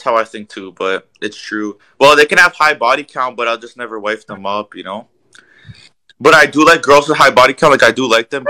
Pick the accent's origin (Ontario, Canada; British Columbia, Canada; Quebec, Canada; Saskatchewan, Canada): Ontario, Canada; Toronto; I'm from Toronto